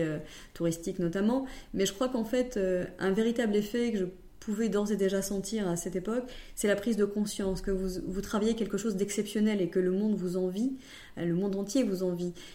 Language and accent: French; Nièvre, Burgundy, Bourgogne-Franche-Comté, France; je suis originaire de la Nièvre et donc bourguignonne